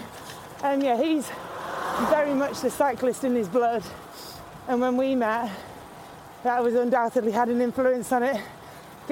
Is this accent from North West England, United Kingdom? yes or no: yes; Disley, North West England, United Kingdom; also born or lived in Manchester / Cheadle Hulme / Eccles; I was born in Manchester in a hospital that's no longer there, and we lived in Cheadle Hume till I was about 18 months old. And then we moved to Disley